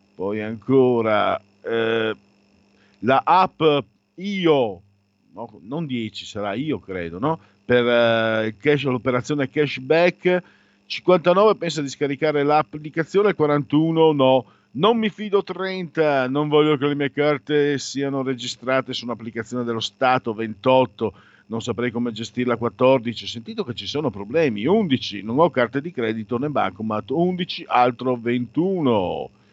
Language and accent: Italian; Friuli-Venezia Giulia, Italy; Io vengo dal Friuli e la mia generazione è stata devastata da quella bestia che si chiama eroina.